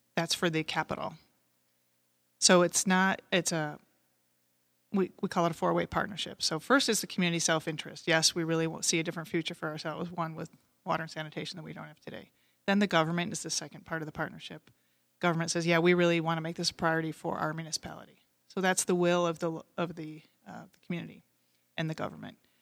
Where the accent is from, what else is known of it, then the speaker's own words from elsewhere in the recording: Great Lakes region, Michigan, United States; growing up in the Great Lakes region. I lived down the street from Lake Saint Clair